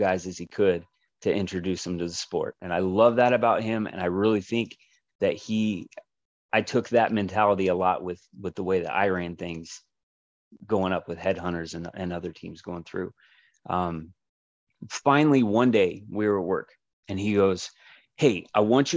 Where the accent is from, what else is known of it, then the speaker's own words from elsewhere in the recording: Kansas City, United States; now in Phoenix, United States; I'm from Kansas City